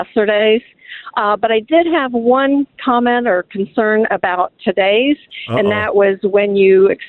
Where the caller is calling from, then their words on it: Columbus, Ohio, United States; I'm calling from Columbus, Ohio.